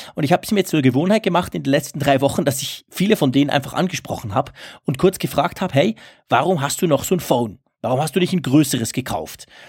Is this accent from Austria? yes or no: no; Switzerland; bei uns in der Schweiz